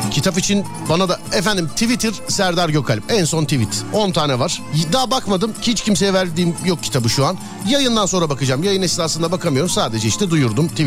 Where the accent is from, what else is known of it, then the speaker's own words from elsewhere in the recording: Ankara, Turkey; Ben Ankaralıyım abi.